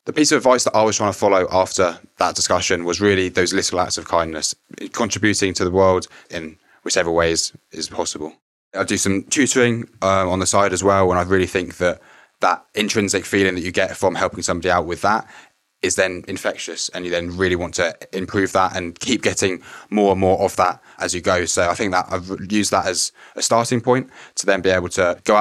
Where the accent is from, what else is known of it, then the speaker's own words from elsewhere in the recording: Berkshire, South East England, United Kingdom; I'm 21 and I'm from Berkshire.